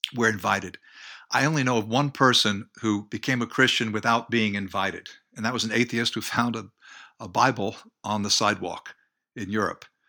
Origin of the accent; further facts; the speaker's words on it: United States; I grew up near New York, about ten miles away